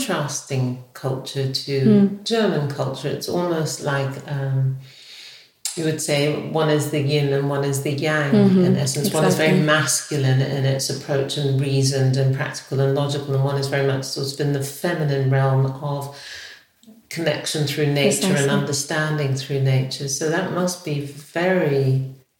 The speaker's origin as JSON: {"language": "English", "region": "England", "country": "United Kingdom", "tie": "born or raised there", "said": "I grew up in England, I belong to the culture of the Caribbean and Africa"}